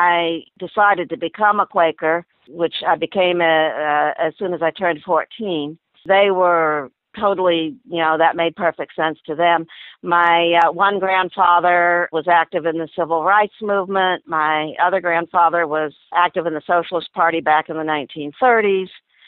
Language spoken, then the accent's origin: English; the South, United States; we were raised in the South